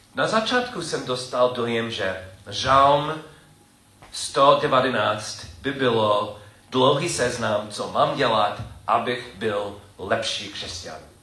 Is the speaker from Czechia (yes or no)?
no; United States; first language English; Czech is a second language; moved away; jsem Američan a čes, čeština je, není moje, můj první jazyk